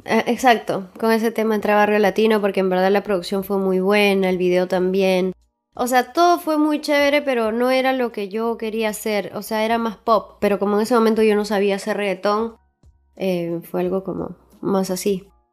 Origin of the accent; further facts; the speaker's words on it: Huaraz, Ancash, Peru; now in Lima, Peru; yo soy de Huaraz